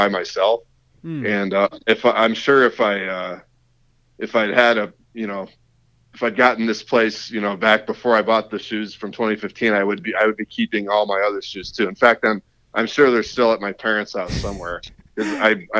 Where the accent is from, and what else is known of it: South Lyon, Michigan, United States; born or raised there; also born or lived in Columbus, Ohio / Birmingham, Michigan / Troy, Michigan